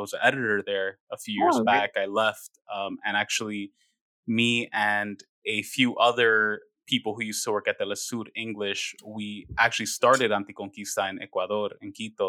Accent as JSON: {"language": "English", "town": "New York City", "region": "New York", "country": "United States", "tie": "born or raised there", "said": "I was raised in Queens, near Jamaica, New York, Queens, Southside"}